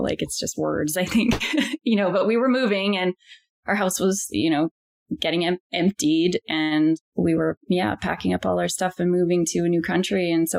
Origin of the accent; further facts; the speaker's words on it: Victoria, British Columbia, Canada; also born or lived in Europe; I was born on Vancouver Island, and my parents, my dad grew up here too, but my mom moved from Alberta to go to university, and that's where they met. And yeah, they were both teachers in Victoria.